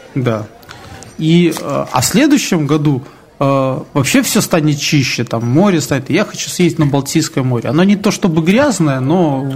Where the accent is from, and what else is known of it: Belarus